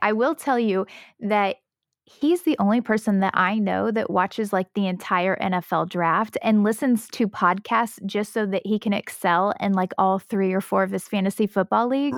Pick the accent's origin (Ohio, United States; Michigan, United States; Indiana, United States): Indiana, United States; Southern; I'm from Southern Indiana